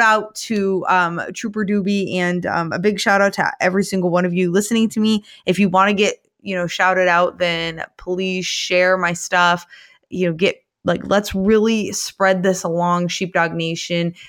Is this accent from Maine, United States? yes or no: yes; Somerset County, Maine, United States; my hometown of, um, Somerset County